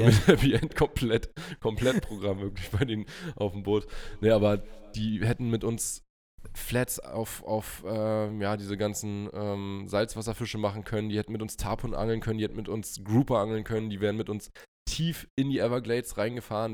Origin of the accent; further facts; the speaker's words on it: Germany; bei uns in Deutschland